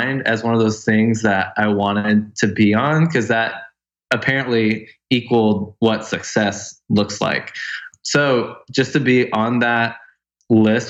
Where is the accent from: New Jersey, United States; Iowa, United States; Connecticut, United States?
Iowa, United States; Orange City; now in Nashville, United States; I grew up in Orange City, Iowa